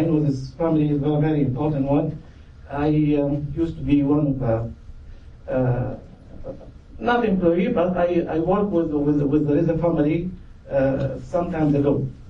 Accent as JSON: {"language": "English", "country": "Saudi Arabia", "moved": "yes", "said": "I come from Saudi Arabia. I have an honor to be a Saudi citizen"}